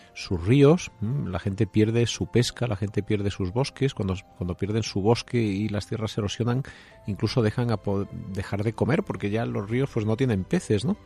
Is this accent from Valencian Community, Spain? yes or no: no; Jaén, Andalusia, Spain; yo que soy de un pueblo de, de Jaén, de Don Jimeno